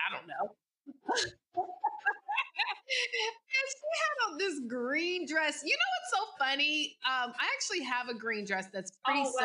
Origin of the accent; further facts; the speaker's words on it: Virginia, United States; moved away as an adult; now in Atlanta, United States; I'm originally from Virginia and I moved to the A so that I could start my journey of entrepreneurship